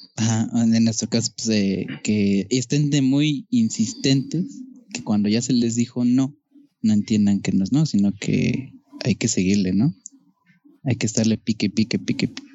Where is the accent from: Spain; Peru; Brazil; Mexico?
Mexico; somos, hablamos así